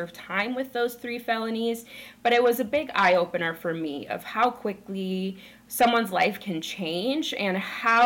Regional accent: rural Minnesota, United States; I grew up in Minnesota. I was raised in rural Minnesota

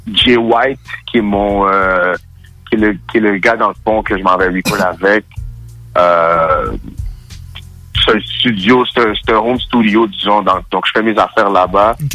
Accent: Gatineau, Quebec, Canada; also born or lived in Montreal / Ottawa; Je suis Gatineau, mais je suis né à Montréal. OK. Euh, c'est ça. Donc, j'ai voyagé beaucoup. J'étais à Gatineau, j'étais à Ottawa, j'étais à Montréal.

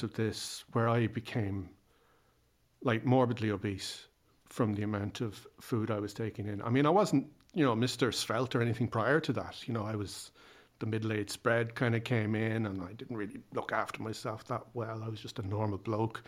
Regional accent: Ireland; I'm Irish

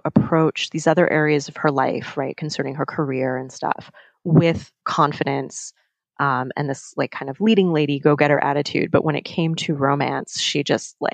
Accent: New York, United States; growing up in New York, I say you guys

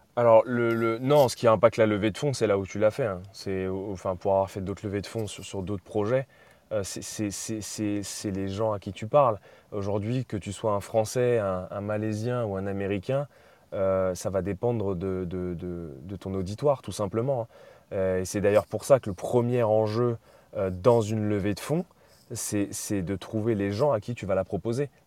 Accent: France; en tant que Français

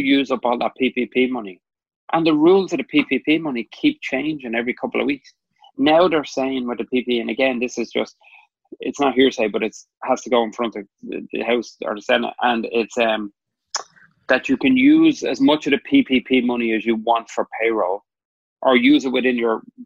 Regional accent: Ireland; now in New York City, United States; we are Irish and we're in America

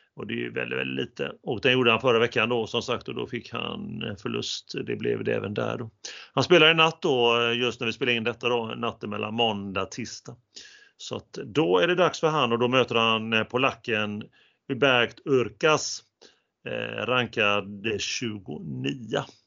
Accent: Sweden; vi som svenskar

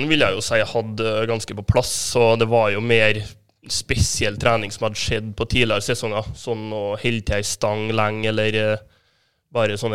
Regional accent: Kyrksæterøra, Trøndelag, Norway; er fra Kyrksæterøra. Ja. Ja, det ligger jo mellom Trondheim og Molde, cirka.

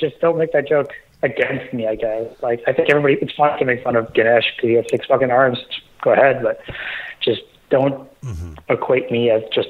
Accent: Toronto, Ontario, Canada; also born or lived in Mumbai, India; I'm from Toronto, the city near it.

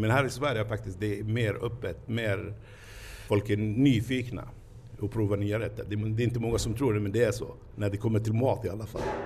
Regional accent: Palestine; Swedish is a second language; moved away as an adult; now in Stockholm, Sweden; jag kommer från Palestina.

